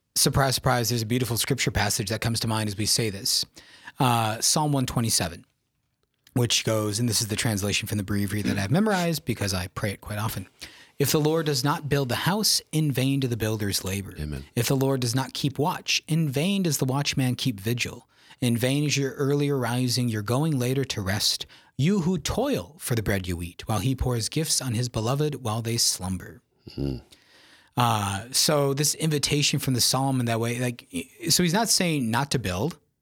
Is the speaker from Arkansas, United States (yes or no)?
no; Yankton, South Dakota, United States; I'm uh, originally from South Dakota, born and raised in Yankton, South Dakota